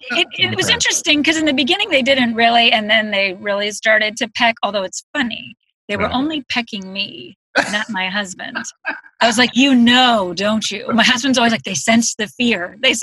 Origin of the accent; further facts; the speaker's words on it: Boston, Massachusetts, United States; You know, then I was from Boston.